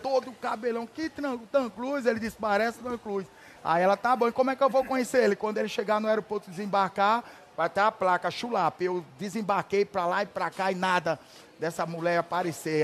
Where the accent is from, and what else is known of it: Atalaia, Alagoas, Brazil; born or raised there; moved away as an adult